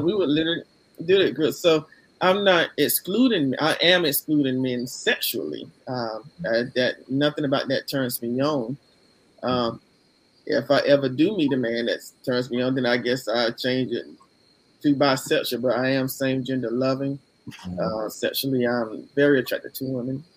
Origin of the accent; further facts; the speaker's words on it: Columbus, Georgia, United States; now in Smyrna, United States; from Columbus, Georgia, currently living in um, Smyrna, Georgia